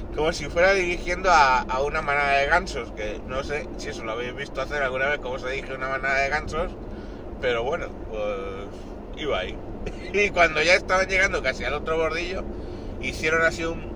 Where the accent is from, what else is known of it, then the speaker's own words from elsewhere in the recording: Spain; En mi casa somos español, ecuatoriana mi mujer